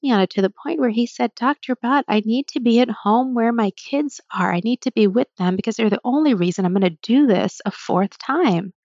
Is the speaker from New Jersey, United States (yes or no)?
yes; New Jersey, United States; also born or lived in New Haven; when I was younger, I grew up in Jersey